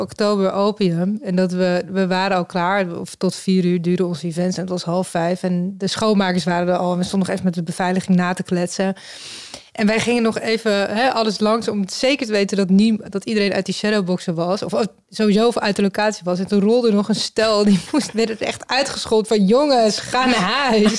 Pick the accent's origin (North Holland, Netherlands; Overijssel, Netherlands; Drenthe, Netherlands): North Holland, Netherlands; Amsterdam; we komen allemaal uit Amsterdam.